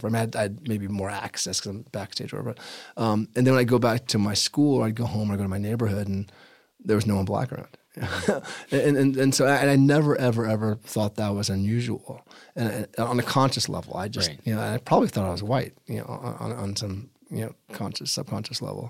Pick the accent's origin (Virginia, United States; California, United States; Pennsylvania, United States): California, United States; Los Angeles; I was growing up in Hollywood, California, and I was running around Courtney Avenue with my friend Alex Reed